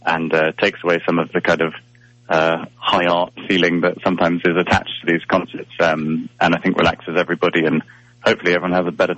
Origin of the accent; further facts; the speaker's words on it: England, United Kingdom; So it came around because I'm English and the other three members are Scottish